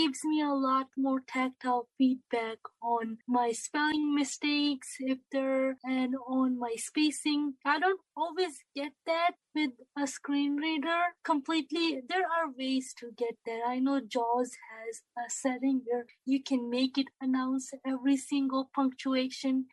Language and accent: English; India; I am from India